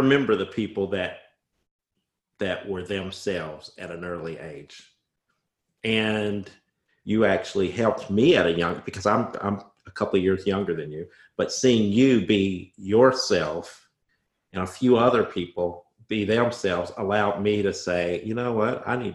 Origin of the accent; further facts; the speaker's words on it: Bloomington, Indiana, United States; accent: Southern Indiana; moved away; I was from Bloomington, Indiana, with my Southern Indiana accent.